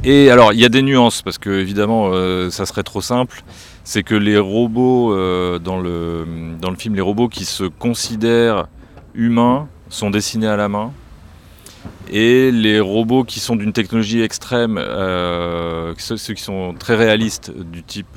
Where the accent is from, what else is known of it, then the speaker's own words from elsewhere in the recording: France; chez nous en France